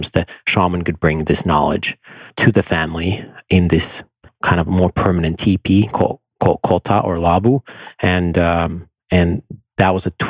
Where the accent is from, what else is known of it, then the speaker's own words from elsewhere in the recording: Finland; I grew up in Finland